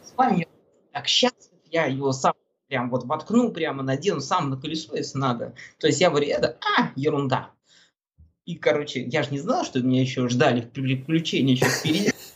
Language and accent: Russian; Russia; now in Moscow, Russia; я из России, я из самого Магадана еду